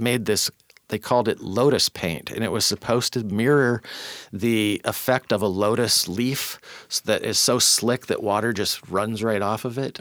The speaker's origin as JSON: {"language": "English", "town": "Auburn", "region": "Washington", "country": "United States", "tie": "born or raised there", "also_born_or_lived": "Tacoma", "said": "I grew up in Auburn and then, uh, went to P L U and never left."}